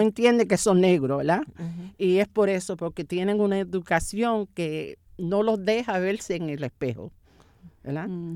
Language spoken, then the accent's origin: Spanish; New York, United States; moved away; Mi hermano, mi hermana y yo nacimos en Nueva York